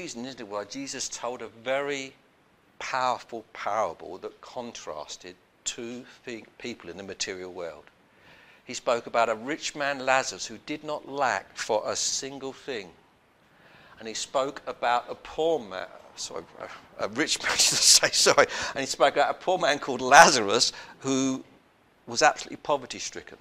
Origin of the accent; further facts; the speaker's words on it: London, United Kingdom; When I was growing up in South London